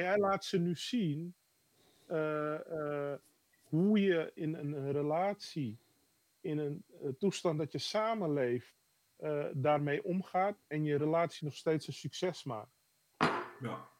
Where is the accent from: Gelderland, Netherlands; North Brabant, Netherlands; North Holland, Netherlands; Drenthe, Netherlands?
North Holland, Netherlands; Amsterdam; Dat is Amsterdam-Oost, waar ik ben geboren.